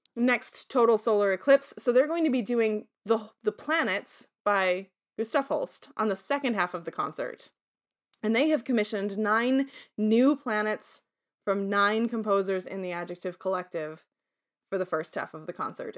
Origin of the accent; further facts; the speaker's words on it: Syracuse, New York, United States; moved away; also born or lived in Toledo, Ohio; I said, "Syracuse."